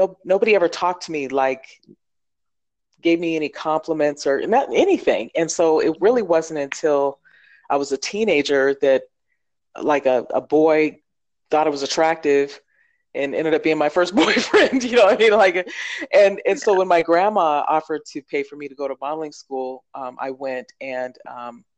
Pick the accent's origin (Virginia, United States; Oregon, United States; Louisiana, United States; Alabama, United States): Oregon, United States; I grew up in Oregon.